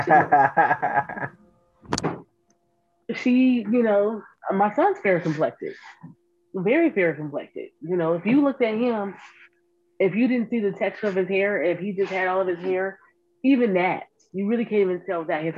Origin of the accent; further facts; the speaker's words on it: United States; I was born and raised in the Bottoms